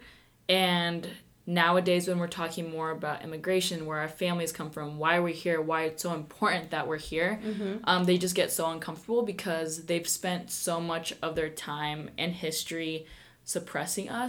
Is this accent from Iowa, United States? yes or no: yes; Iowa, United States; first language Spanish; I'm from Iowa